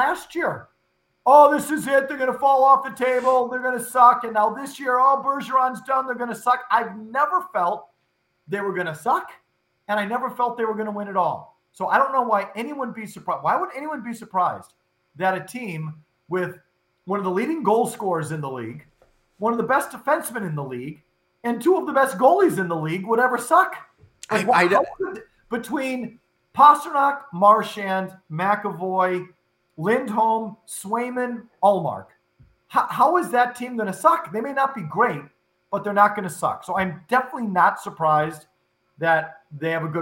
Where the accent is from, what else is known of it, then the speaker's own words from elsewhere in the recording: Wisconsin, United States; now in Boston, United States; growing up in Wisconsin, being a hockey fan